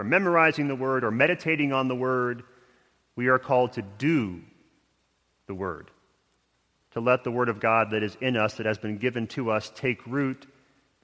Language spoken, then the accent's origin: English; Houston, Texas, United States; moved away; my hometown of Houston, where I spent 22 years of my life